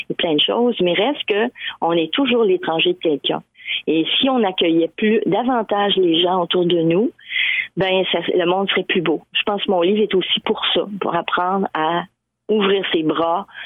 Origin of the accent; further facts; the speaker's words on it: Lévis, Quebec, Canada; now in Edmundston, Canada; moi, je suis partie de Lévis, du Québec, pour arriver à Edmundston, au Nouveau-Brunswick, qui tu une on, je comprends, on est dans le même pays, mais reste qu'on est toujours l'étranger de quelqu'un.